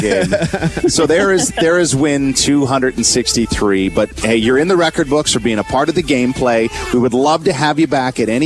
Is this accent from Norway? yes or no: no; Tara, Ontario, Canada; I grew up in Tara, Ontario for many years